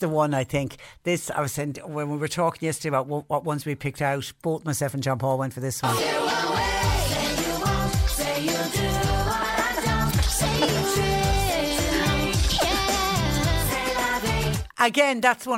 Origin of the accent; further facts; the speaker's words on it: Clonmel, Munster, Ireland; I grew up in Clonmel